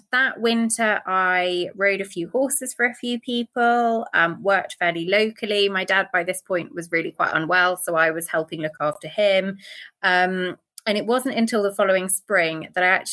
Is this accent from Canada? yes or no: no; near Blenheim, near Oxford, South East England, United Kingdom; I grew up in the UK, basically in the Midlands